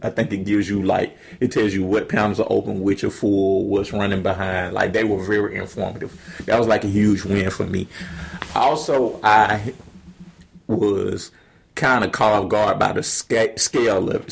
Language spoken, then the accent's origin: English; Atlanta, Georgia, United States; I'm from Atlanta